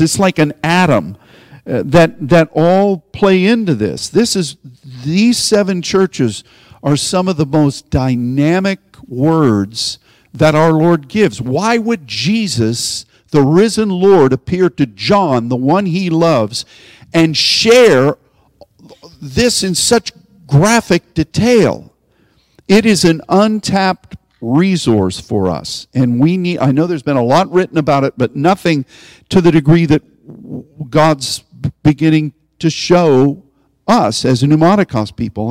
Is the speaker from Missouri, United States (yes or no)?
no; Pittsburgh, Pennsylvania, United States; I'm from Pittsburgh